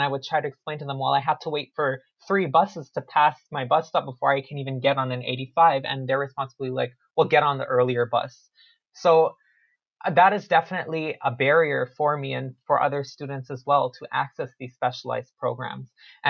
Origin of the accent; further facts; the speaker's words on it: Toronto, Ontario, Canada; I grew up in poverty. I grew up in Malvern, which is a lower income area in Scarborough